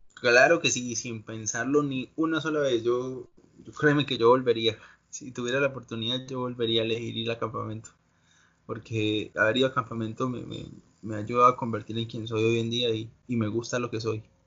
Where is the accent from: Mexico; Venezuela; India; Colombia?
Colombia; now in United States; Yo, soy colombiano y espero en unos, en unos tres años poder volver a Colombia